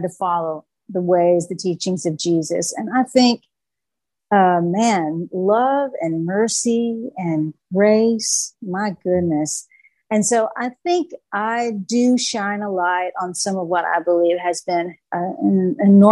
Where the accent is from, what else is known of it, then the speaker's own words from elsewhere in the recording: Harrogate, the South, United States; I grew up in the South. I was baptized at the First Baptist of Harrogate